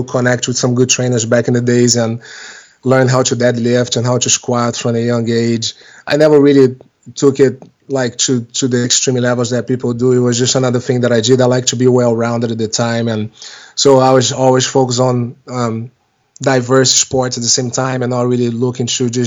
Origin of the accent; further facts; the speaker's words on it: Rio de Janeiro, Brazil; moved away as an adult; now in United States; I was born in Rio de Janeiro in Brazil in 1976. And when I turned 21, I was at the time going to college down there for business. Did a lot of sports growing up down there.